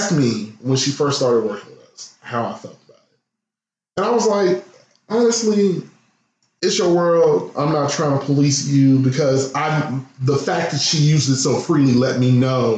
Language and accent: English; Midwest, United States; I come from the Midwest where we slang that word left and right